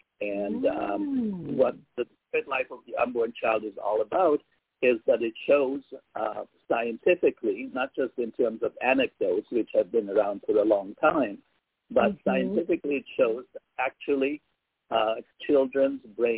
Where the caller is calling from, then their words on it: Canada; I am in Canada. I'm in Canada.